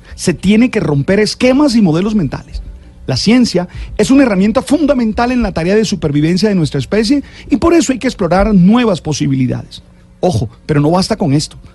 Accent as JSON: {"language": "Spanish", "town": "Santa Marta", "region": "Magdalena", "country": "Colombia", "said": "Soy de Santa Marta, una ciudad que tiene problemas de agua"}